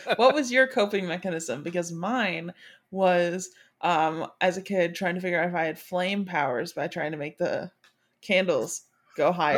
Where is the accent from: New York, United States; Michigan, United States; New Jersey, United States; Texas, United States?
Michigan, United States; now in Florida, United States; right now I live in Florida, but I'm originally from Michigan